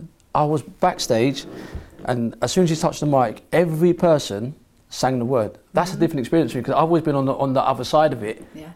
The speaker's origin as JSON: {"language": "English", "region": "London", "country": "United Kingdom", "said": "I'm from London. I grew up with the Gucci loafers, the slim..."}